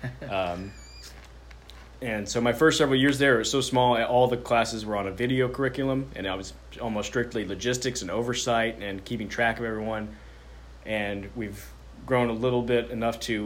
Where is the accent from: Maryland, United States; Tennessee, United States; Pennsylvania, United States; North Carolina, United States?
Tennessee, United States; Chattanooga; moved away as an adult; I was 30 years old. I'd only ever lived in Chattanooga except for being down the road for college.